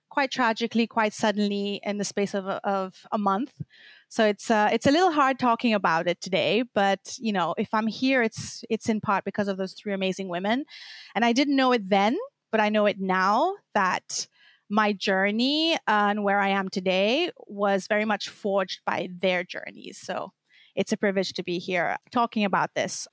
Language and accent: English; Seychelles; moved away as an adult; also born or lived in Belgium; now in Brussels, Belgium; I'm from the Seychelles Islands. I've been living in Belgium for over a decade now